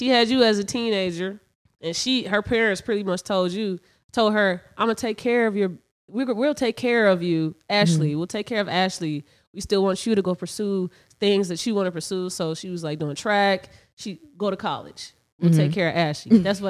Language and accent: English; Indiana, United States; also born or lived in Chicago; I was born in Chicago, city. But my mom instantly moved us to Indiana, so I was I lived in Indiana my life, but we going back and forth to Chicago every fucking weekend.